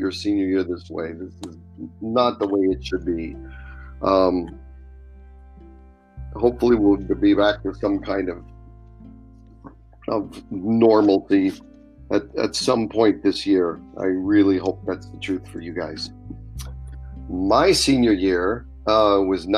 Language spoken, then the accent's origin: English; Spokane, Washington, United States; I grew up in Spokane, went to Rogers High School